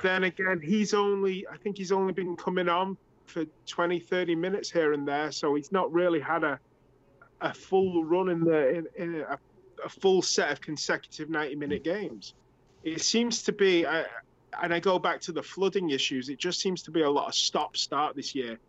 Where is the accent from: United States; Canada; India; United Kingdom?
United Kingdom; England; moved away; I'm from England, and we played soccer in like November and December.